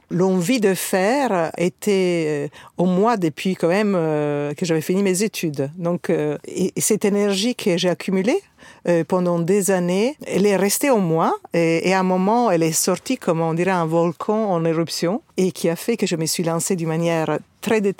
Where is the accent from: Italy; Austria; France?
Italy; also born or lived in North Africa; mais je suis italienne, euh, née en Afrique du Nord, donc avec probablement une culture euh, méditerranéenne plus importante.